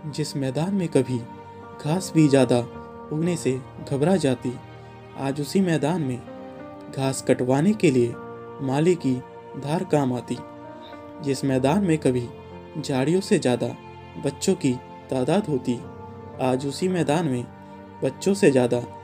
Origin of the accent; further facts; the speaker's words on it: Ghaziabad, Uttar Pradesh, India; मैं गाजियाबाद उत्तर प्रदेश का रहने वाला हूं